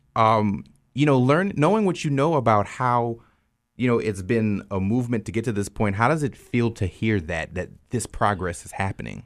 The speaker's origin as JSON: {"language": "English", "region": "South Louisiana", "country": "United States", "tie": "born or raised there", "also_born_or_lived": "Texas", "moved": "as an adult", "said": "growing up in South Louisiana, we didn't learn about it in school"}